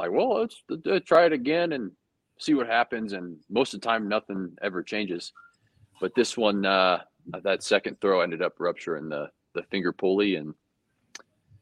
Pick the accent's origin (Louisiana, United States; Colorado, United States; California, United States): Colorado, United States; Littleton; moved away as an adult; also born or lived in Kentucky; from Littleton, Colorado